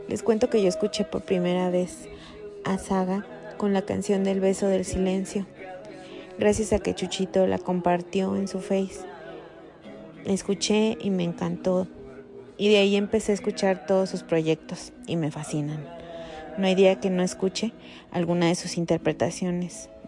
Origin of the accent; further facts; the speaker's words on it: Irapuato, Guanajuato, Mexico; Tengo 38 años soy de Irapuato, Guanajuato.